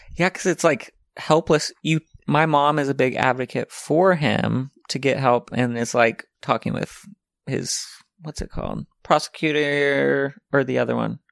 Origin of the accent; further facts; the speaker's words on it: Arkansas, United States; moved away; The other ones live in Arkansas. One lives in my hometown in, like, right next to my mom